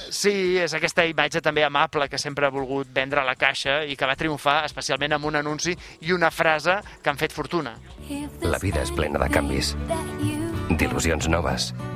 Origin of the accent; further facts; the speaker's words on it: Canet de Mar, Catalonia, Spain; al meu poble, a Canet de Mar